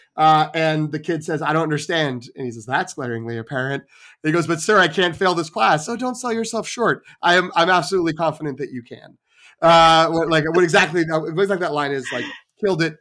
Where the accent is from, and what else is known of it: Melrose, Massachusetts, United States; born or raised there; moved away